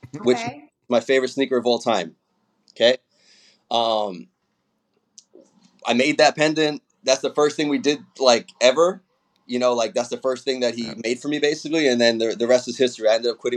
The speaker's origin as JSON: {"language": "English", "town": "New York City", "region": "New York", "country": "United States", "said": "I'm from Brooklyn"}